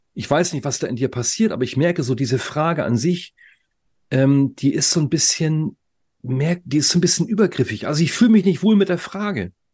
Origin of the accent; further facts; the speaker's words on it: the North, Northern Germany, Germany; wir sind aus dem Norden